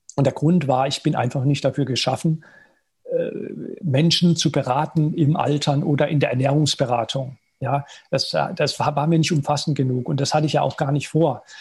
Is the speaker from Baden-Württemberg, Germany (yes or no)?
yes; at the French border, Baden-Württemberg, Germany; also born or lived in United States; ich bin aufgewachsen in mittelständischer Familie im Badischen, an der französischen Grenze